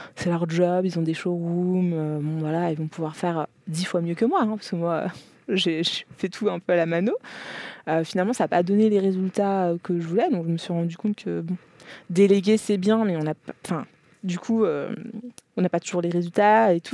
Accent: France; je suis née, j'ai grandi en France

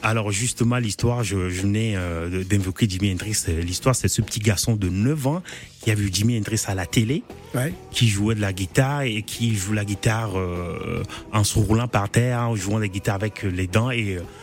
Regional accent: Togo; moved away as an adult; quand je suis parti de Togo il y a bientôt une, 20 ans.

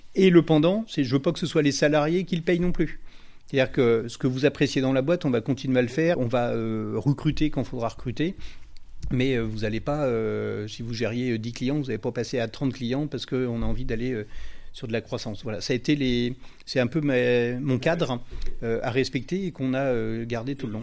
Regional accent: Rennes, Brittany, France; je suis originaire de Rennes

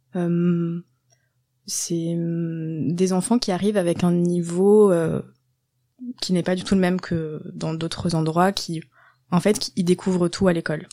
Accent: Landes, Nouvelle-Aquitaine, France; moved away as an adult; also born or lived in Bordeaux; La campagne dans le sud-ouest, dans les Landes

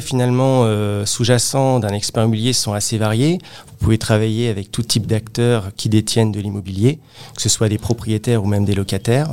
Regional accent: Créteil, Île-de-France, France; je suis originaire euh, de la région parisienne, plus précisément euh, de la ville de Créteil

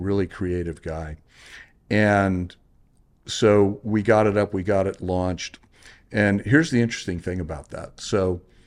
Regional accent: Corpus Christi, Texas, United States; moved away as an adult; now in California, United States; I had graduated from um, Texas A&M Corpus Christi, my alma mater, uh, was in the my hometown

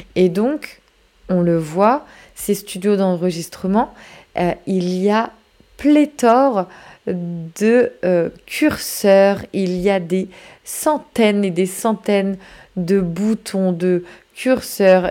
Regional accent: France; chez nous en France

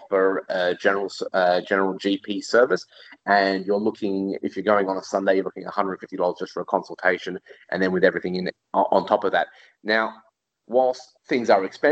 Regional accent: Australia; also born or lived in Europe; now in Singapore; I grew up in Australia

